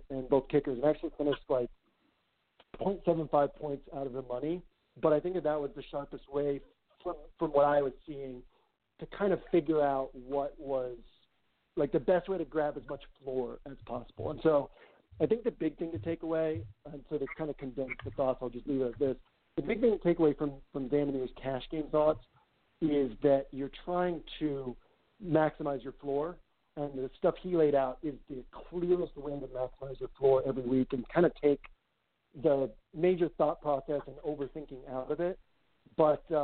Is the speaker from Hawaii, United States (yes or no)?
no; Winchester, Massachusetts, United States; I grew up in Winchester